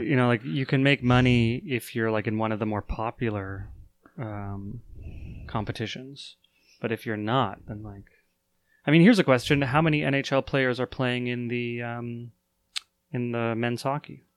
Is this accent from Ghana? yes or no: no; Canada; a Canadian